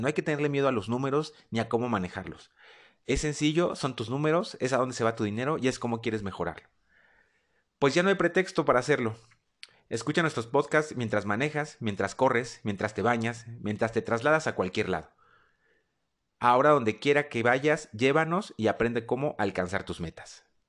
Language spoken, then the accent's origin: Spanish; Mexico City, Mexico; moved away as an adult; also born or lived in Spain; now in Querétaro, Mexico; Soy originario de la Ciudad de México y ya desde hace año y medio vivo en la ciudad de Querétaro